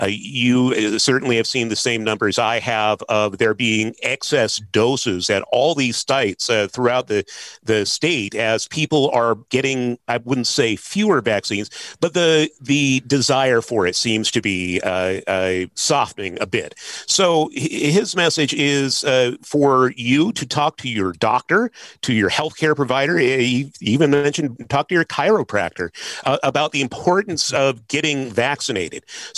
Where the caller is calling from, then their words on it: Washington, United States; I'm joining you from Pierce County. We are one of four counties in Washington State.